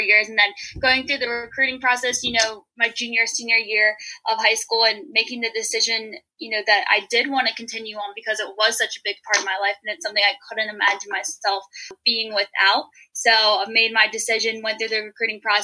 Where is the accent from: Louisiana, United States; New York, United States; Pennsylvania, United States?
Pennsylvania, United States; Pittsburgh; moved away; also born or lived in Cleveland, Ohio; I'm originally from the Pittsburgh area